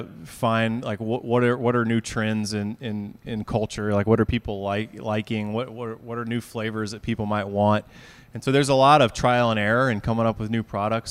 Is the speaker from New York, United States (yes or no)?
no; Atlanta, Georgia, United States; moved away as an adult; now in St. Louis, United States; I'm originally from Atlanta, and I worked down there for 8 years before I came up here.